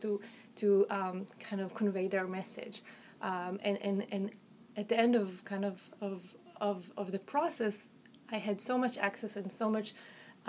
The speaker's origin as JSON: {"language": "English", "country": "Israel", "accent": "Israeli", "said": "I am Israeli, I'm Jewish, I don't hide that fact, it's pretty apparent from my name, from my accent"}